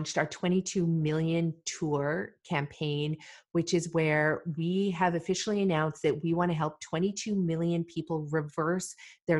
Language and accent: English; Malawi; now in Canada; I was born in Malawi, Africa.